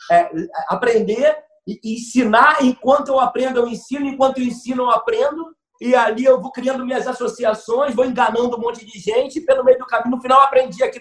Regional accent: Rio de Janeiro, Brazil; Eu nasci na Abolição. Na Abolição é subúrbio do Rio de Janeiro, chamado subúrbio da Central.

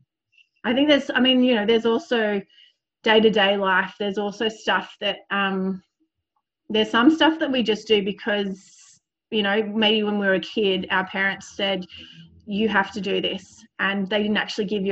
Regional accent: Sydney, New South Wales, Australia; I grew up in Sydney

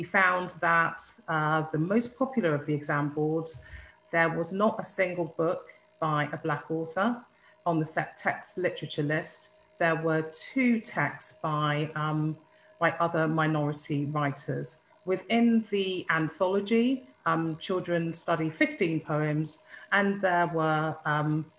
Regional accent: Birmingham, West Midlands, United Kingdom; I'm from Birmingham

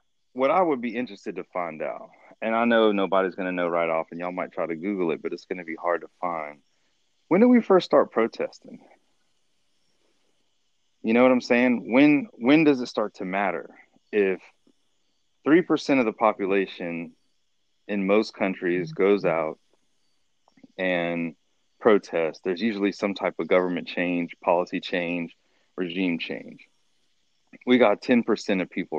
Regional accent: United States; as a black dude growing up in America

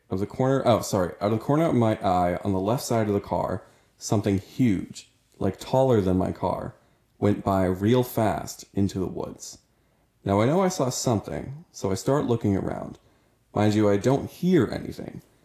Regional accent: New Jersey, United States; I was born in New Jersey

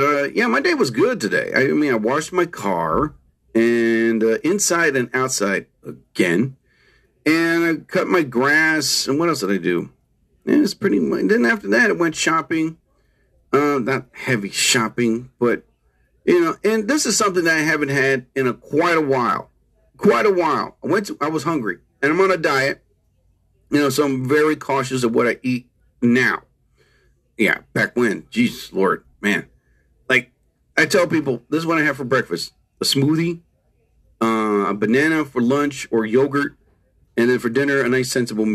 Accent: New Jersey, United States; I'm from New Jersey.

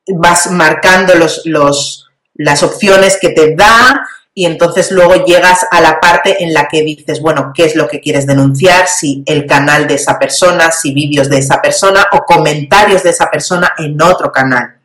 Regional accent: Spain; yo soy española

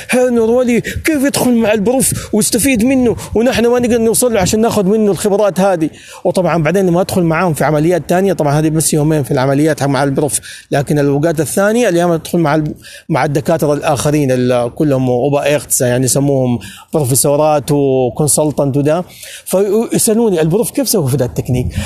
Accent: Saudi Arabia; now in Germany; هامبورغ هامبورغ انا اول سعودي يدرس طبعا آه، في في العصر الجديد يدرس في المانيا

